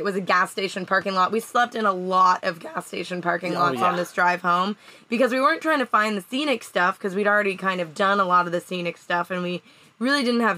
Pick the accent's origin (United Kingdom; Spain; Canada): Canada; now in United States; I am a green card holder in the United States. I'm Canadian.